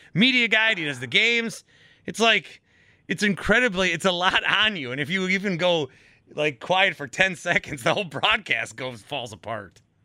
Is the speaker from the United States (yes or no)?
yes; Fond du Lac, Wisconsin, United States; I'm from Fond du Lac